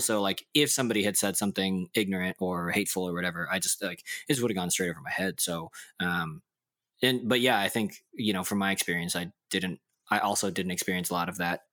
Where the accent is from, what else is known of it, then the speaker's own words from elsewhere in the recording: Dallas, Texas, United States; I remember in public elementary, race was a huge issue on the playground because, like, in Dallas